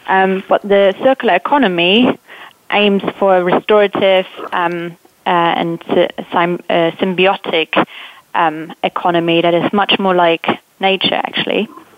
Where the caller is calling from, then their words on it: London, United Kingdom; From the UK, from London.